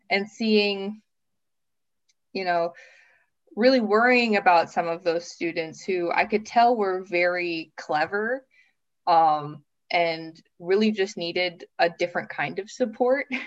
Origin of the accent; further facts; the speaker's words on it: Minnesota, United States; moved away as an adult; also born or lived in Brooklyn, New York City / Missouri / southern Japan; now in Finland; I grew up in a small town in the North Midwest state of Minnesota, which is very similar to Finland